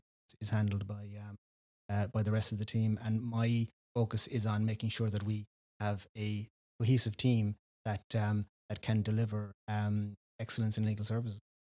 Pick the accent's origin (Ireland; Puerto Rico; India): Ireland; West Cork, Munster; also born or lived in Dublin; born in, Br-, in Reardon, grew up here in, in, in West Cork